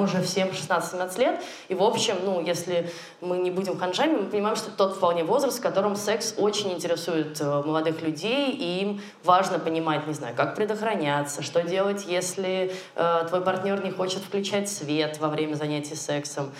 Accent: Russia; у нас на родине, в России

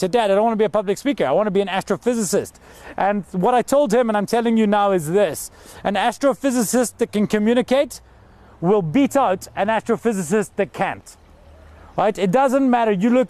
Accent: Scotland, United Kingdom; Now I'm from Scotland, this is crazy for me, because if we didn't go to concerts when it's cold, there would never be concerts.

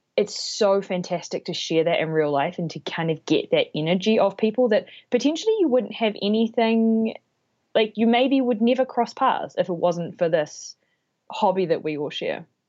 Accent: New Zealand; now in Toronto, Canada; I am originally from New Zealand, but now living in Toronto.

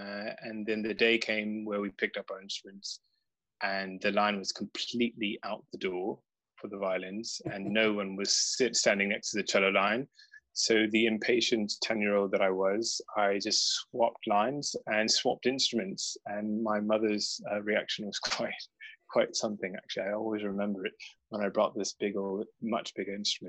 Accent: Charleston, South Carolina, United States; moved away; Yes, I'm originally from the United States. I entirely blame my accent on my beautiful girlfriend, now fiancé. I got rid of that when I came here. But I'm originally from, I was raised in a small city called Charleston in South

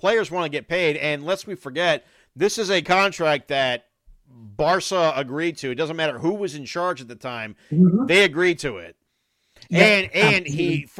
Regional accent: United States; I'm American.

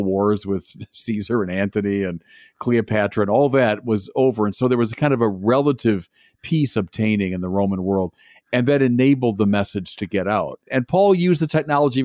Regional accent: Chicago, Illinois, United States; moved away as an adult; also born or lived in Los Angeles / Santa Barbara; now in Minnesota, United States; I'm from Chicago originally, and I was a priest there

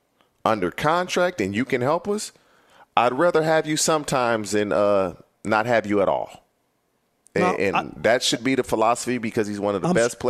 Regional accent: California, United States; also born or lived in Cincinnati; I'm born and raised in California

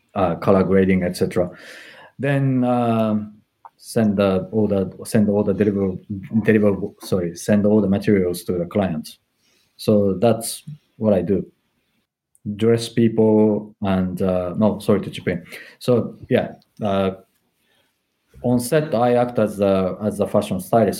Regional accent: Japan; English is a second language; moved away as an adult; also born or lived in Tokyo; now in London, United Kingdom; I come from Japan

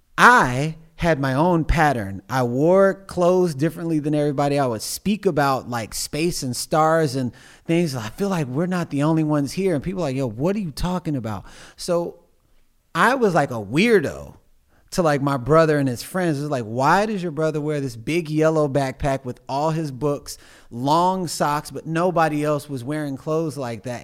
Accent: Missouri City, Texas, United States; I grew up in Missouri City, Texas

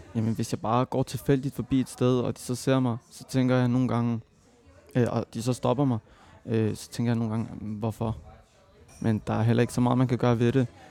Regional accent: Copenhagen, Capital Region of Denmark, Denmark; jeg er født og opvokset i Mjølnerparken

